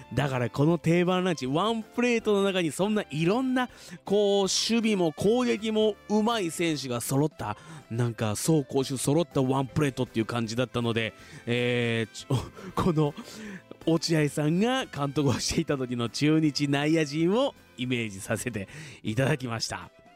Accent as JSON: {"language": "Japanese", "town": "Fuji", "region": "Shizuoka", "country": "Japan", "tie": "born or raised there", "said": "生まれも育ちも静岡県富士市"}